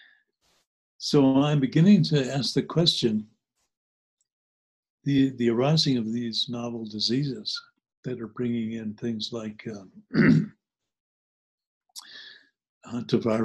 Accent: New Jersey, United States; also born or lived in New Hampshire; When I grew up in New Jersey, I grew up part-time in New Jersey and part-time in New Hampshire

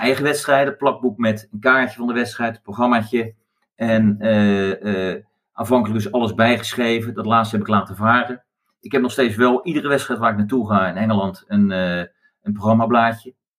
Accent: Netherlands; ik kom uit Nederland

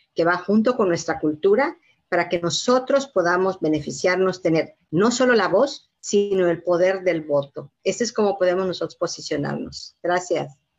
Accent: Yucatán, Mexico; moved away; Yo soy de Yucatán

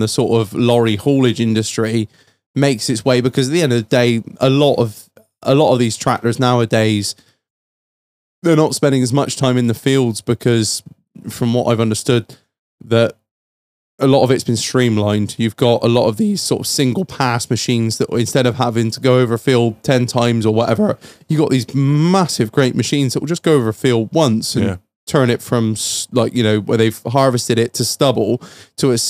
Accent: the Mendips, South West England, United Kingdom; we're both born and raised on the Mendips

